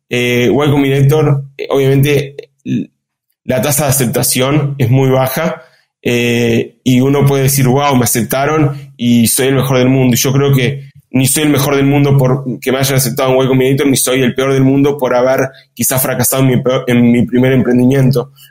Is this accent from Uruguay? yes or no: yes; Uruguay; also born or lived in Israel / France / Argentina / Chile; como ustedes bien dijeron, soy uruguayo, además de haber vivido en Uruguay, Israel, Francia, Argentina, Chile, Brasil México y Estados Unidos.